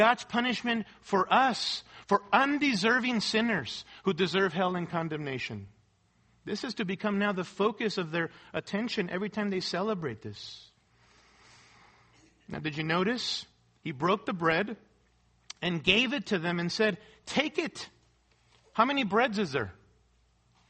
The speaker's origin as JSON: {"language": "English", "region": "Mexico City", "country": "Mexico", "tie": "born or raised there", "moved": "yes", "said": "I grew up in Mexico City, going to a Roman Catholic church and attending Mass and all"}